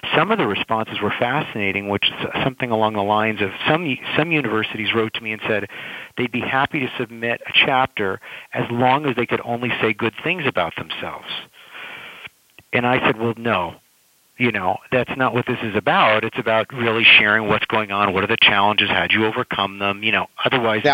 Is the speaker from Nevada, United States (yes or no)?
no; California, United States; I'm from California